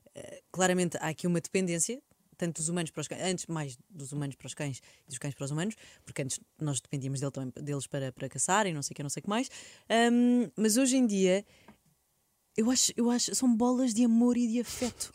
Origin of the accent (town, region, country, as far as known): Portugal